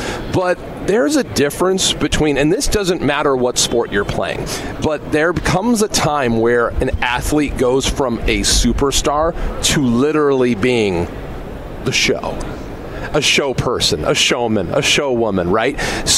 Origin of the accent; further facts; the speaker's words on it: Michigan, United States; a basketball team in my home state